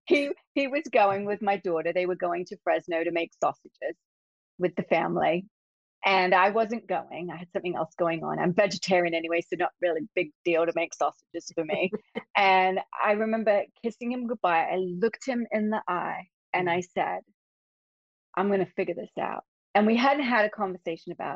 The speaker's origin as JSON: {"language": "English", "region": "England", "country": "United Kingdom", "tie": "born or raised there", "moved": "as an adult", "said": "I grew up in England, in case you didn't notice some weird accent here. I've been here 35 years now"}